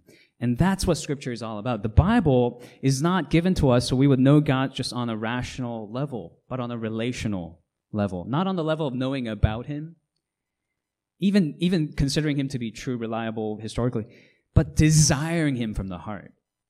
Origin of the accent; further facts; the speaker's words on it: Hong Kong; Some of you know I grew up in Hong Kong as a missionary's kid.